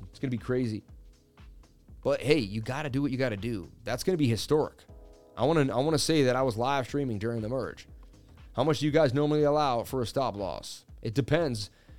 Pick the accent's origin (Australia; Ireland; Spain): Ireland; Connacht; born there; Big up to the Irish. I was born in County Mayo.